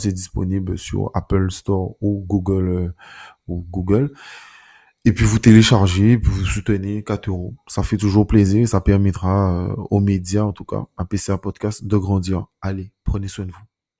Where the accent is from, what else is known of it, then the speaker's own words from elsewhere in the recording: France; en tant que Français contributeur net